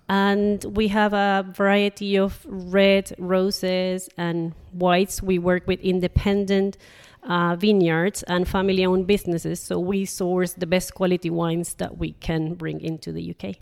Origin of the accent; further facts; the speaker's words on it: Panama; moved away as an adult; also born or lived in Nottingham, United Kingdom; now in Jersey; I'm originally from Panama